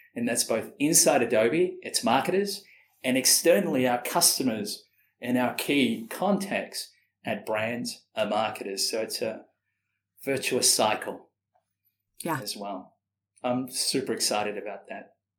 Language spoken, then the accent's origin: English; Sydney, New South Wales, Australia; moved away as an adult; also born or lived in Malaysia / Singapore / Austin, Texas; now in London, United Kingdom; growing up in Sydney, in Australia